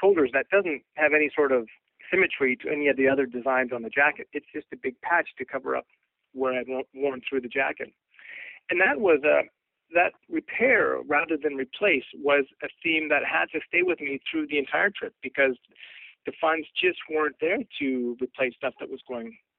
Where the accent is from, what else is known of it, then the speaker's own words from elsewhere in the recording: Canada; also born or lived in Colorado Springs / Vancouver; I'm from Canada.